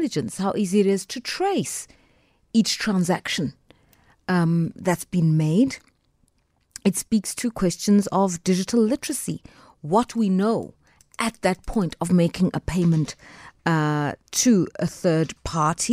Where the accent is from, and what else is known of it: South Africa